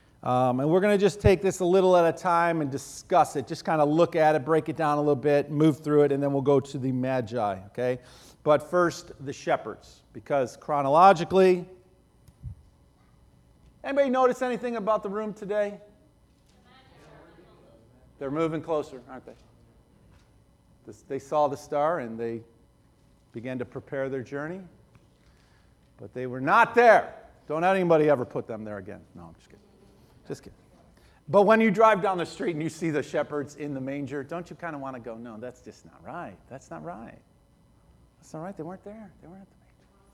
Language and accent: English; Buffalo, New York, United States; growing up in Buffalo